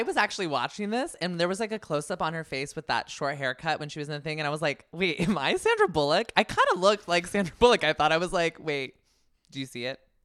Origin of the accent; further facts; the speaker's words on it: the Bay Area, California, United States; I'm from the Bay